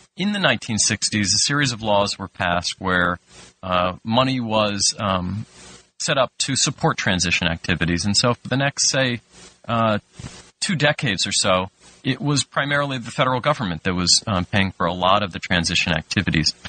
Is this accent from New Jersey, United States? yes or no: yes; New Jersey, United States; moved away as an adult; also born or lived in Washington; I was from New Jersey and went to work for uh, Congressman Payne